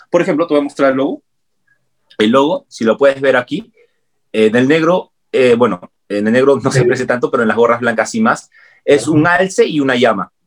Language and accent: Spanish; Peru; nosotros ya hemos visto como peruanos los tejidos andinos